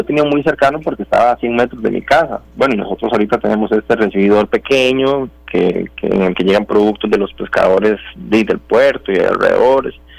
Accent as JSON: {"language": "Spanish", "region": "Puntarenas", "country": "Costa Rica", "tie": "born or raised there", "said": "yo nací en el Cocal"}